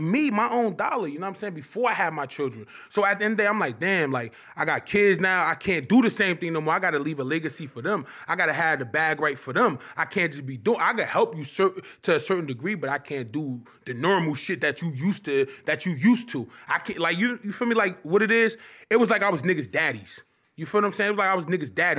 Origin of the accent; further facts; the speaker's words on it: Irvington, New Jersey, United States; also born or lived in Newark, New Jersey; I'm from Irvington. I'm from Irvington, New Jersey. I'm from Newark, Irvington, New Jersey